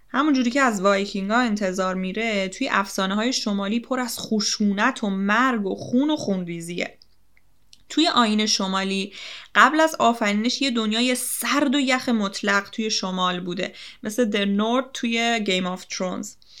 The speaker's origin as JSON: {"language": "Persian", "country": "Iran", "said": "سرزمین خودمون ایران وطنم"}